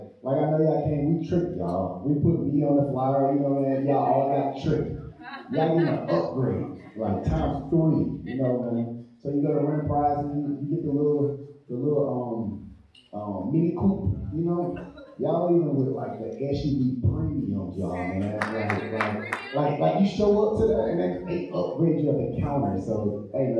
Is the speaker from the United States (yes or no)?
yes; St. Louis, Missouri, United States; Grew up in St. Louis. Grew up in the hood